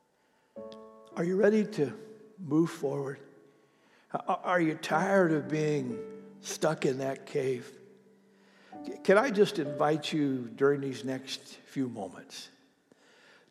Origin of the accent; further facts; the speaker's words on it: Ohio, United States; moved away; my hometown in Ohio